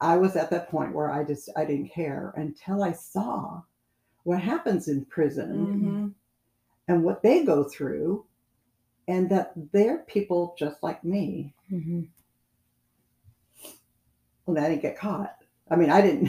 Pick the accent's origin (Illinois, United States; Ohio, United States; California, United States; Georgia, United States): California, United States; I was from California